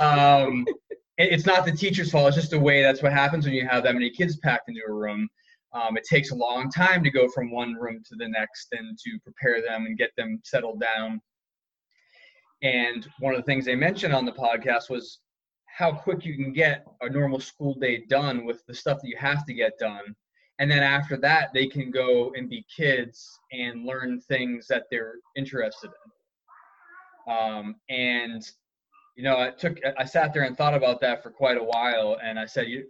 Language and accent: English; New England, United States; where I grew up in New England